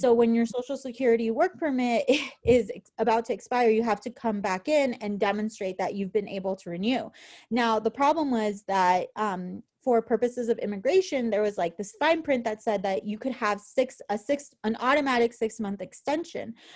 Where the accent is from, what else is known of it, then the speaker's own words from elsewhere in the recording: San Francisco, California, United States; moved away as an adult; now in Wisconsin, United States; we're from San Francisco